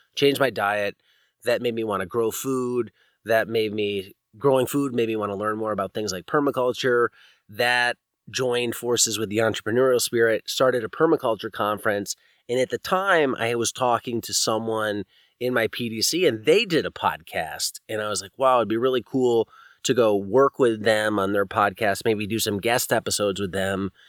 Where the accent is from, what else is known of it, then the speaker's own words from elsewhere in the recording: East Coast, United States; moved away as an adult; also born or lived in Virginia; now in California, United States; growing up on the East Coast, you know, this is the nineties and eighties when I grew up